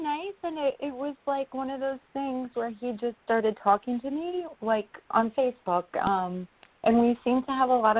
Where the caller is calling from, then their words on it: New York, United States; calling from New York